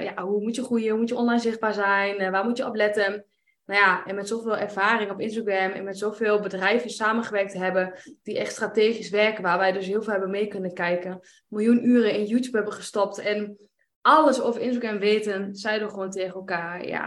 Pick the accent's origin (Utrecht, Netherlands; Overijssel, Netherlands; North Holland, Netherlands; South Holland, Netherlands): Overijssel, Netherlands; Enschede; 34 jaar. Wij komen uit Enschede.